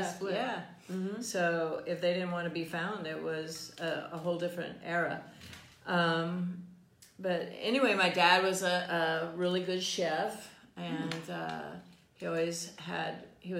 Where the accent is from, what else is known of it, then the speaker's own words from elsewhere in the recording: Fort Worth, Texas, United States; I grew up in Fort Worth, Texas